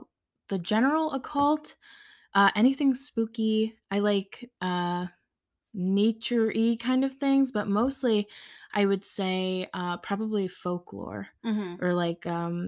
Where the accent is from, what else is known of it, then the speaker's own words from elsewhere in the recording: Connecticut, United States; moved away as an adult; now in Dutchess County, New York, United States; I'm 24 years old. I grew up in Connecticut. I recently just moved with my boyfriend to Dutchess County, New York.